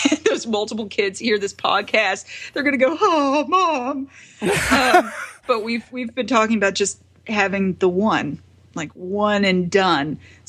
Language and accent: English; the South, United States; I'm from the South. I grew up in the Bible Belt.